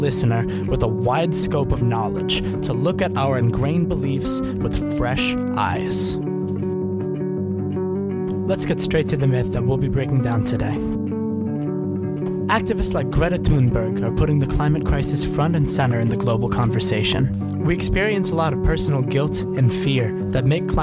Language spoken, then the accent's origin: English; North Brookfield, Massachusetts, United States; In my hometown of North Brookfield